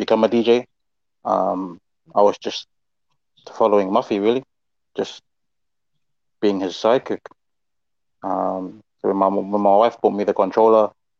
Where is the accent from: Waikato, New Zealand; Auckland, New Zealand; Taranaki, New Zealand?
Auckland, New Zealand; Papakura; I grew up in Papakura